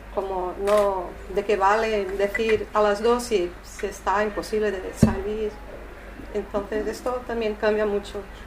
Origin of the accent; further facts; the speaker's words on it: São Paulo, Brazil; Spanish is a second language; moved away; also born or lived in Rio de Janeiro; yo no soy de Río, ¿eh? yo vivía ahí, yo soy de São Paulo